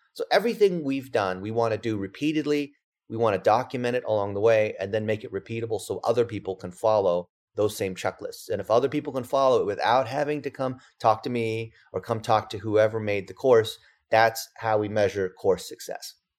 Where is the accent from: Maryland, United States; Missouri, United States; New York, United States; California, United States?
California, United States; English is a second language; I'm an A B C, which that means American born Chinese, and I didn't speak English when I started.